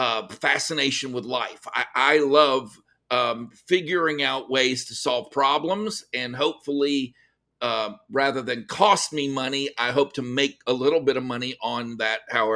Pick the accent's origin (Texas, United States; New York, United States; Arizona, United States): Texas, United States; Cut and Shoot; I grew up in Cut and Shoot, Texas. So okay. It's a very, very small town, about 800 people.